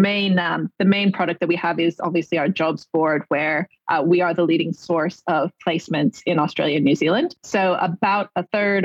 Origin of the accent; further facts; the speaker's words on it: California, United States; So I was born in California